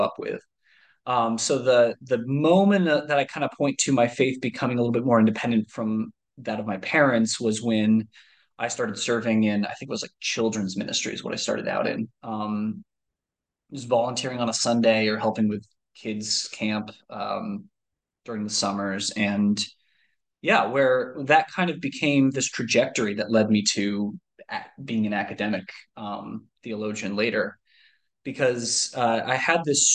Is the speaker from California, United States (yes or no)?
no; Michigan, United States; also born or lived in Ohio; we very quickly moved to Michigan